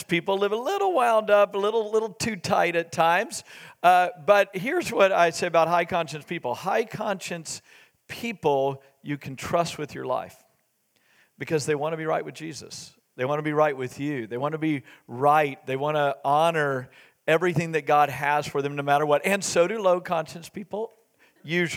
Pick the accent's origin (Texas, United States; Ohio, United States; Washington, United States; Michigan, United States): Texas, United States; Waco; we grew up in Waco, Texas.